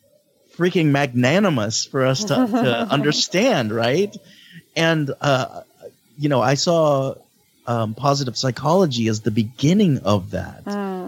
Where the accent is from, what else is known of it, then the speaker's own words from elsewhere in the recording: Philippines; as a Filipino who like always never felt truly accepted and seen